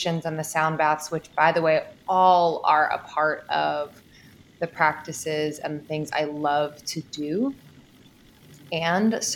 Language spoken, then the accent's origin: English; Pennsylvania, United States; moved away as an adult; also born or lived in Boston / New York; I grew up in Pennsylvania, oldest of four kids